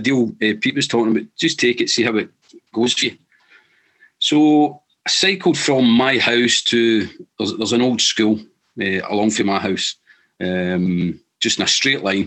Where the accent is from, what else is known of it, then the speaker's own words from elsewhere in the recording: Saltcoats?, Scotland, United Kingdom; I grew up in Salam in the west coast of Scotland